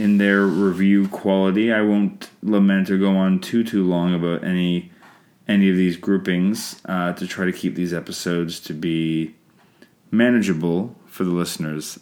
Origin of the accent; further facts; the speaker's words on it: Canada; I'm Canadian filmmaker